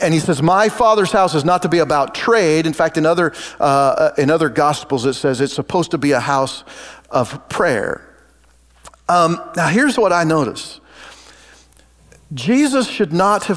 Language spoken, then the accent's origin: English; Oregon, United States; moved away as an adult; now in Kansas, United States; We grew up in Oregon